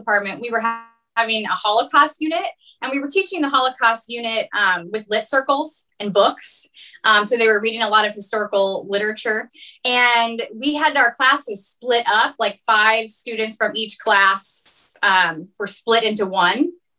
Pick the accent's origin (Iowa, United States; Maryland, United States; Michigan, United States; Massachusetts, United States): Iowa, United States; West Des Moines; I'm originally from West Des Moines.